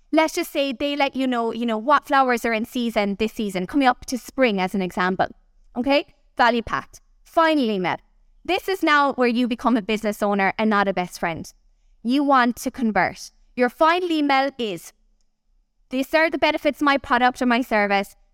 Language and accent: English; Kerry, Munster, Ireland; I'm from Kerry, down the other side of the country